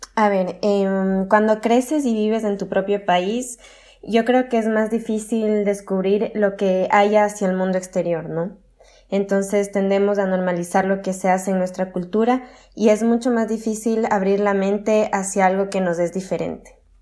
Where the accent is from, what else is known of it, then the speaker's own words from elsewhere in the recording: Quito, Pichincha, Ecuador; moved away as an adult; now in Toulouse, France; vengo de Ecuador, de Quito, la capital.